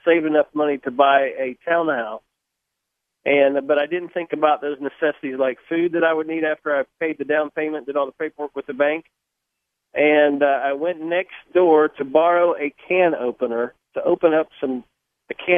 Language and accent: English; Spartanburg, South Carolina, United States; I grew up in South Carolina, which is still home for me, and in the big metropolis of Spartanburg